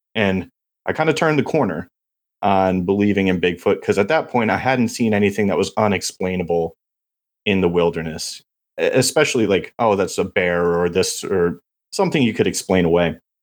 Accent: Beacon, New York, United States; moved away as an adult; now in Texas, United States; I grew up in Beacon, New York, about an hour north of New York City

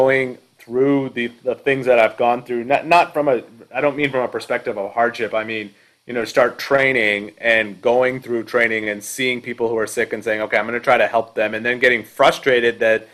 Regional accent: Canada; now in United States; I grew up in Canada

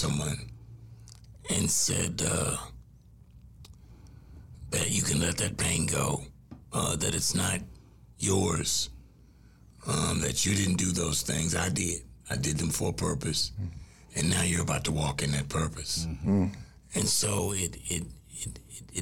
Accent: Dallas, Texas, United States; I was born and raised in West Dallas in the projects

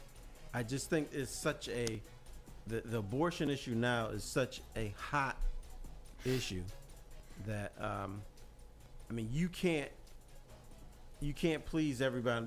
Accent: Detroit, Michigan, United States; I grew up in Detroit

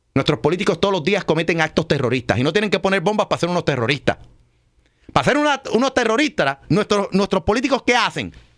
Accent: Puerto Rico

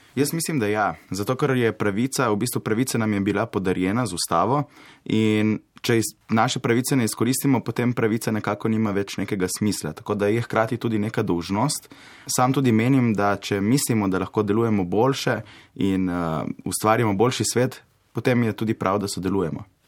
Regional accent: Koper, Coastal–Karst, Slovenia; prihajam iz Kopra, obiskujem gimnazijo Koper

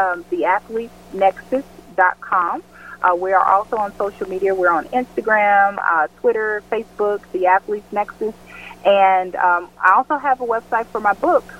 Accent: West Memphis, Arkansas, United States; moved away as an adult; also born or lived in Mississippi / Amsterdam, Netherlands / Spain; I grew up in West Memphis, Arkansas

